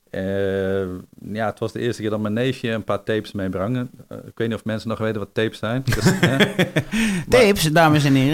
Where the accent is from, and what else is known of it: Netherlands